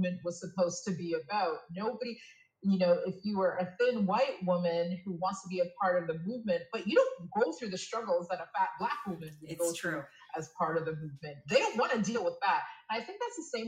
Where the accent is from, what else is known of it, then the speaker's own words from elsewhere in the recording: Toronto, Ontario, Canada; moved away as an adult; now in Quebec City, Canada; I was born and raised in Toronto, but I moved to Quebec City about 7 years ago for love.